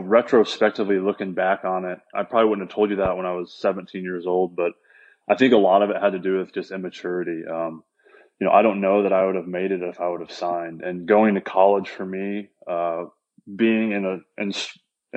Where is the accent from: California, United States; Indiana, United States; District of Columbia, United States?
Indiana, United States; growing up in Indiana